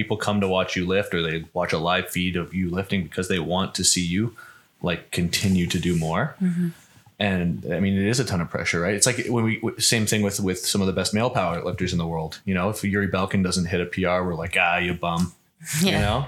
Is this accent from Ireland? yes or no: no; Canada; I come from Canada